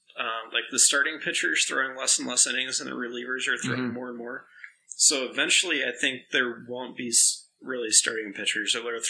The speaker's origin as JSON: {"language": "English", "town": "St. Louis", "region": "Missouri", "country": "United States", "said": "we're from St. Louis."}